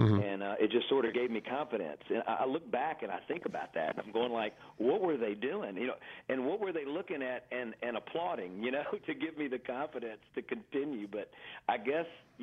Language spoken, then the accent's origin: English; Greenville, Mississippi, United States; also born or lived in Clarksdale, Mississippi / Cleveland, Mississippi; I'm a generations back Mississippi Delta boy, Greenville, Mississippi